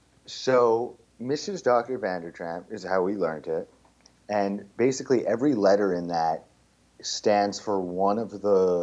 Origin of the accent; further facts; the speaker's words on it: Montreal, Quebec, Canada; first language English; I was born here.